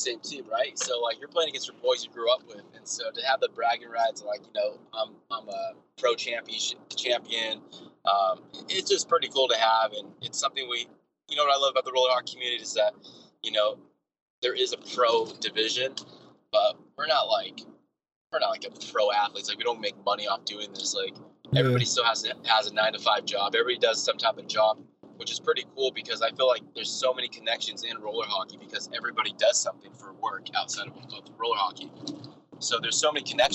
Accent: Southern California, United States; when I grew up in Southern California

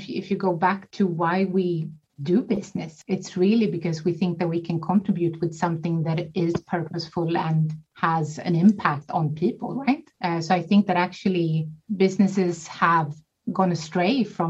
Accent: small island outside Gothenburg, Västra Götaland, Sweden; I am born and raised in Sweden on a small island outside of Gothenburg, the second largest city in Sweden

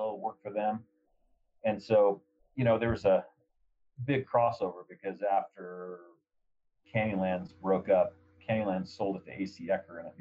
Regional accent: Kansas, United States; moved away; also born or lived in Flagstaff; I grew up in Kansas, of all places

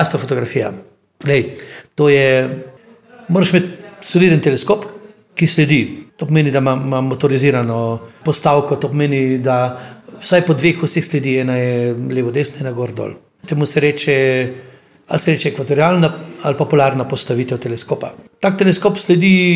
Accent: Osijek, Osijek-Baranja County, Croatia; moved away; Rodil sem se v Osijeku na Hrvaškem

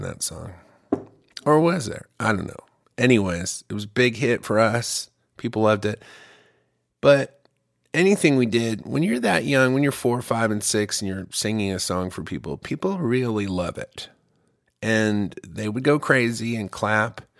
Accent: Ypsilanti, Michigan, United States; now in Austin, United States; I'm originally from Ypsilanti, Michigan

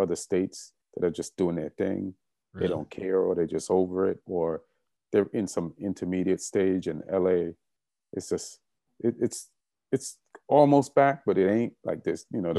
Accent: London, United Kingdom; born there; Yeah. Yeah, I was born in England. Yeah.

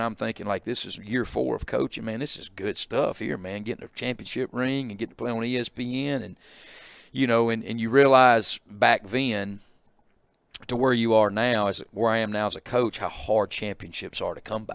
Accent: Calhoun City, Mississippi, United States; moved away as an adult; also born or lived in Tupelo, Mississippi; I grew up in Catalan City

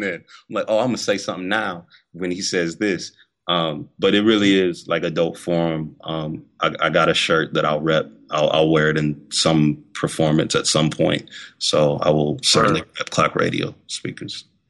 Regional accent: Massillon, Ohio, United States; now in Atlanta, United States; I am originally from Massillon, Ohio. I now live in Atlanta, Georgia

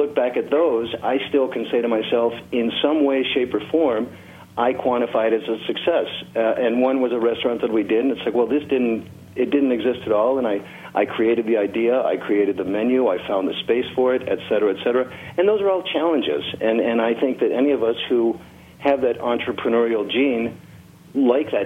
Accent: Chicago, Illinois, United States; moved away as an adult; also born or lived in Tennessee / Colorado; now in Sierra Vista, United States; I grew up in Chicago

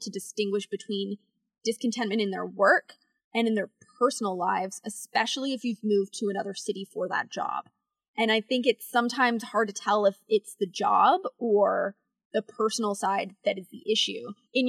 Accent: London, Ontario, Canada; also born or lived in Ottawa / Banff / Quebec City; I'm from London, Ontario originally, but then I was in Ottawa for 8 years.

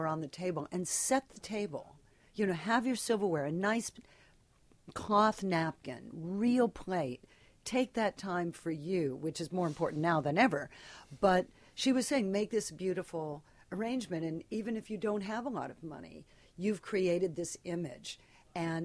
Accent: Pico Rivera, California, United States; moved away; I grew up in Pico Rivera

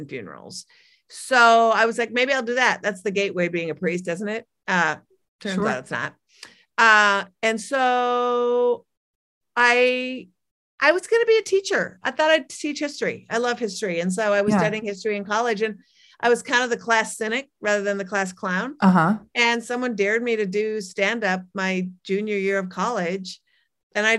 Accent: Minneapolis, Minnesota, United States; also born or lived in Brooklyn, New York; I am from Minneapolis. I live here half the year and I live in Brooklyn the other half

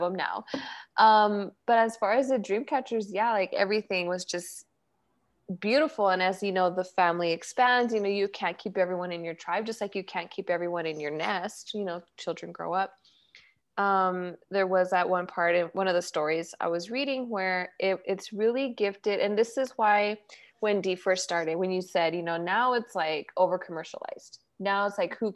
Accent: Mexico; our Mexican culture

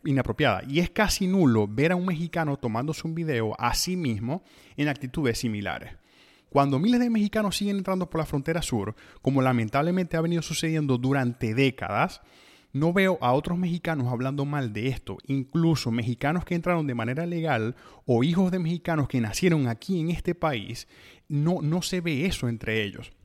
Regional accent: Venezuela; moved away; nosotros mismos como venezolanos

